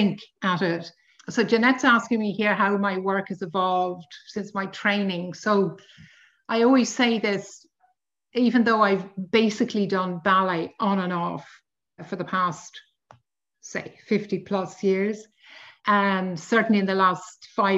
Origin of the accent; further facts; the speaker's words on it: Dublin, Leinster, Ireland; also born or lived in London; I was born in Dublin quite a long time ago of Anglo-Polish parents.